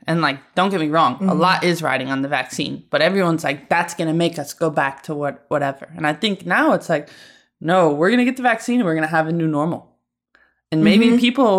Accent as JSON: {"language": "English", "town": "Syracuse", "region": "New York", "country": "United States", "said": "I'm from Syracuse."}